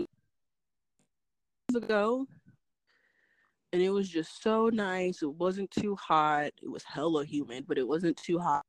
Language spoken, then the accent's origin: English; Phoenix, Arizona, United States; also born or lived in Santa Monica, California; was born in Santa Monica, California, and I grew up in Phoenix